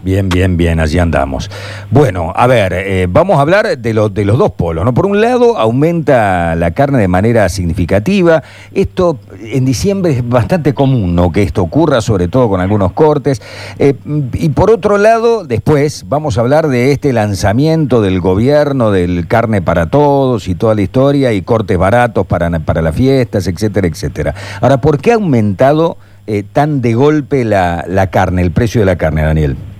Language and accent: Spanish; Corrientes, Argentina; mi provincia natal, en corriente